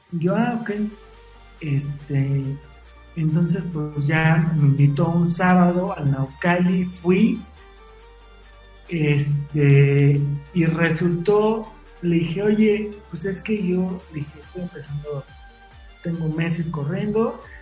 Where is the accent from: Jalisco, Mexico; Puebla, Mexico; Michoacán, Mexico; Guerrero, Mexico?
Puebla, Mexico; cuando era niño, cuando estaba en Puebla, que nadaba, también